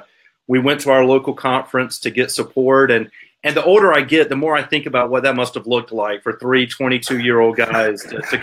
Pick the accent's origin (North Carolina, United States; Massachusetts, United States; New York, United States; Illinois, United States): North Carolina, United States; Garner; I grew up in Garner, North Carolina. I still live about 15 minutes from Garner. So North Carolina has been home for me for my entire life. I grew up in the Garner Advent Christian Church